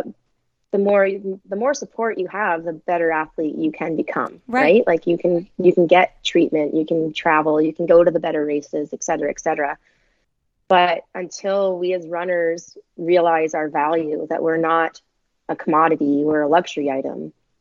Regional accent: Canada; being Canadian

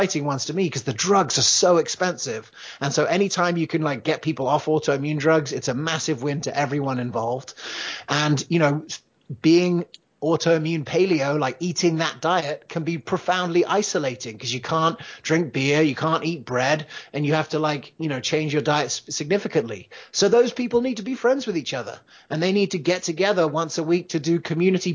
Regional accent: England, United Kingdom; also born or lived in United States; You could probably tell from my accent. I grew up in England

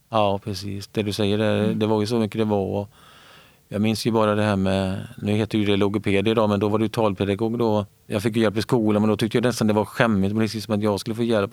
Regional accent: Björktorp, Västra Götaland, Sweden; kommer från en liten ort som heter Björktorp som ligger eh, precis mellan Borås och Varberg, eh, där, Viskadalen. Min barndom har varit väldigt fin.

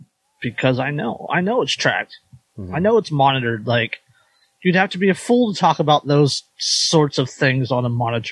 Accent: California, United States; Like, I'm in California. Like, I grew up in California during the 80s and the 90s.

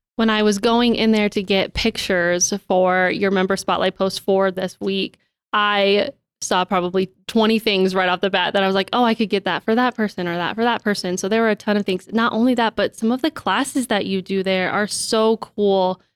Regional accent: Billings, Montana, United States; born and raised in Billings, and I really can't imagine living anywhere else.

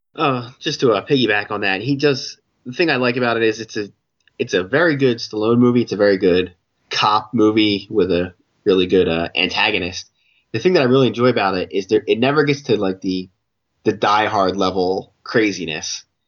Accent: United States; an American point of view

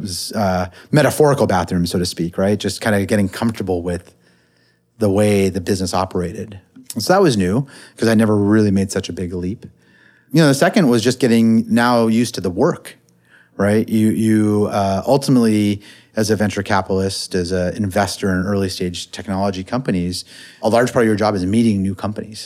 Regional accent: Silicon Valley, California, United States; I grew up in the Silicon Valley

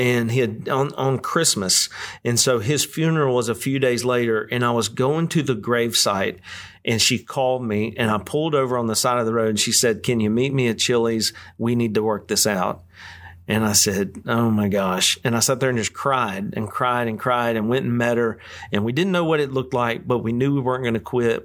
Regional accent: West Monroe, Louisiana, United States; we're, we're from West Monroe, Louisiana.

